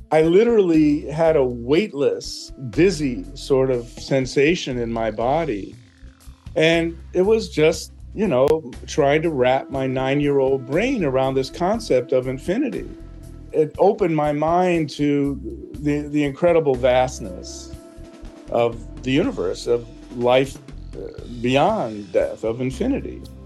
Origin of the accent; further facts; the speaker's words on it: Philadelphia, Pennsylvania, United States; I was born in Philadelphia.